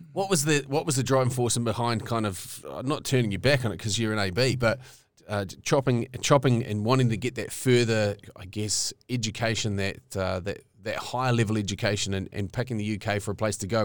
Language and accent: English; New Zealand; I grew up in Rauhuru